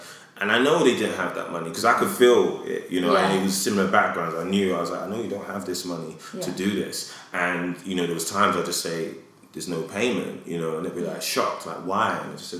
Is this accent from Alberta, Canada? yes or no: yes; Edmonton, Alberta, Canada; I remember when I grew up in Edmonton, you know, and I wanted to go to med school.